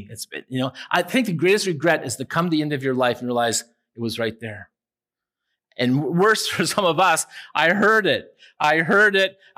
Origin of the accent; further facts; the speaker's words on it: Owen Sound, Ontario, Canada; Down a couple of houses from where I grew up in Owen Sound was a little guy maybe three years old named Stevie Wilson.